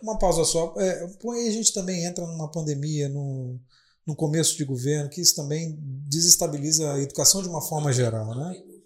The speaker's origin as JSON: {"language": "Portuguese", "town": "Vila Velha", "region": "Espírito Santo", "country": "Brazil", "said": "eu moro aqui em Vila Velha, eu sou aqui de Vila Velha."}